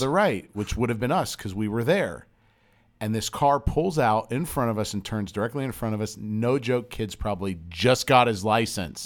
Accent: Southern California, United States; also born or lived in Pennsylvania; I moved from Pennsylvania to Southern California when I was ten

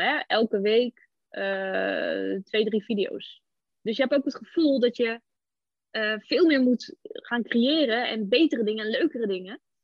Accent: Almere, Flevoland, Netherlands; ik kom uit Almere

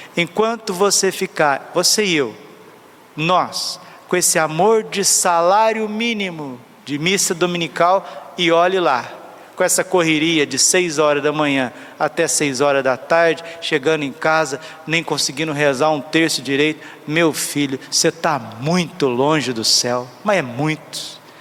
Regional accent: Brazil; eu sou brasileiro, eu amo o país, rezo por ele

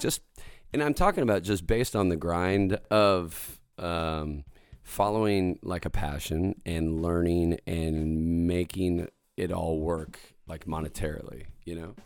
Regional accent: State Line, Idaho, United States; moved away; I'm gonna be back in State Line, Idaho

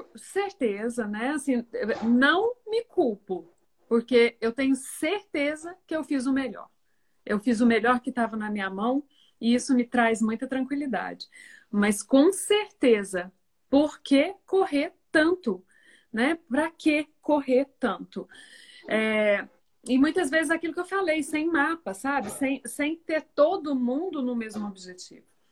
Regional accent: Minas Gerais, Brazil; moved away as an adult; also born or lived in Rio de Janeiro / Porto Alegre; eu sou de Minas Gerais, nós voltamos para Minas Gerais

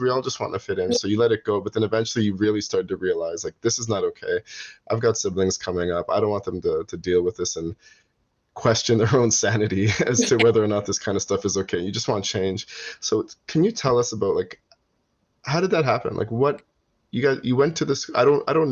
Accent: Toronto, Ontario, Canada; growing up in Toronto, which is a very multicultural city

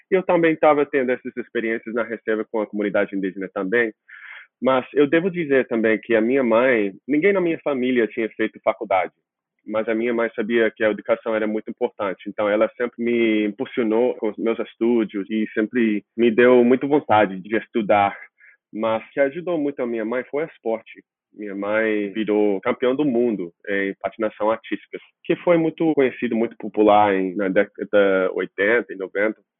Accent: Washington, United States; first language English; Portuguese is a second language; moved away as an adult; also born or lived in California / Colombia; now in Rio de Janeiro, Brazil; eu nasci na Califórnia. A minha mãe era solteira e a gente mudou para Washington porque os meus avós moraram lá. E eu, pessoalmente, não sou indígena

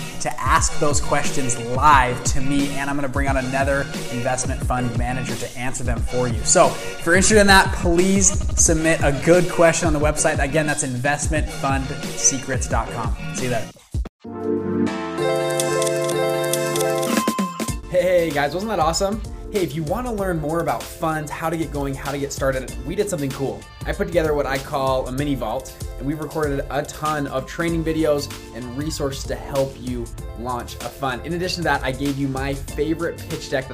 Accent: United States; I was born in America

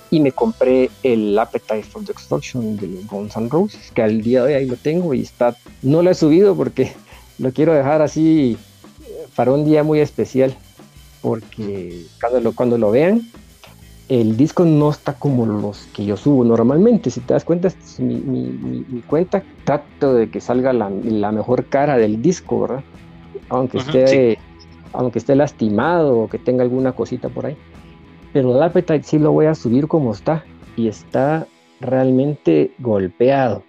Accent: Guatemala; en mi país

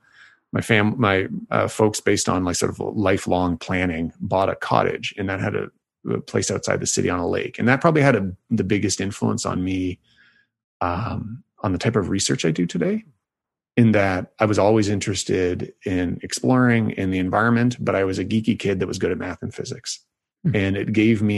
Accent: Toronto, Ontario, Canada; moved away as an adult; also born or lived in Hamilton, Canada / Princeton, United States; now in Vancouver, Canada; So I'm from Toronto, Ontario, Canada. So I am Canadian, and I went lived for 18 years there

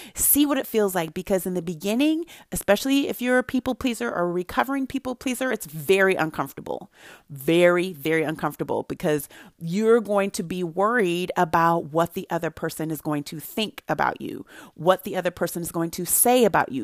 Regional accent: Santa Barbara, California, United States; I grew up in Santa Barbara, California, where there were not a lot of people who looked like me

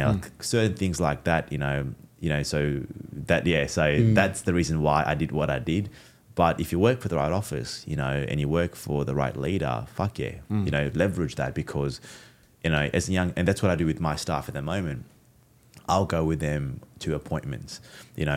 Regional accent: Fiji; I'm Fijian Indian.

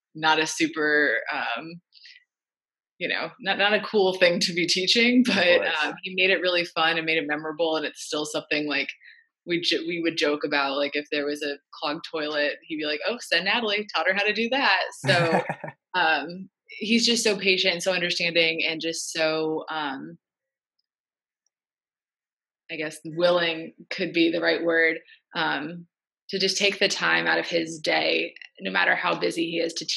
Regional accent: Indianapolis, Indiana, United States; moved away; I'm from Indianapolis

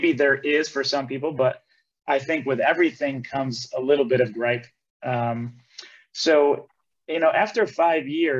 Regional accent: Elmira Heights, New York, United States; moved away as an adult; also born or lived in Ithaca, New York / Cortland, New York; now in Austin, United States; I grew up in Elmira Heights with my grandparents, basically since middle school

